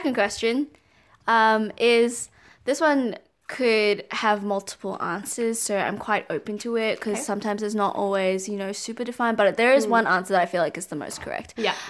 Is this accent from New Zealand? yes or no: yes; Auckland, New Zealand; also born or lived in Wellington; I grew up in Auckland, but I was born in...